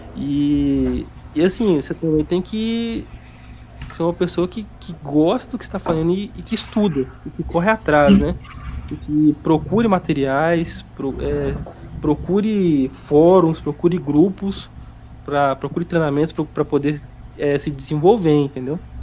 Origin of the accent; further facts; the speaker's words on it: Minas Gerais, Brazil; eu sou de Minas